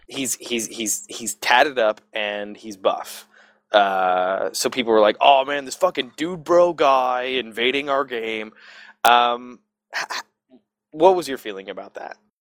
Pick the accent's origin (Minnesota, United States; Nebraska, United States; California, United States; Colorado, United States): California, United States; Southern; I grew up in Southern Cal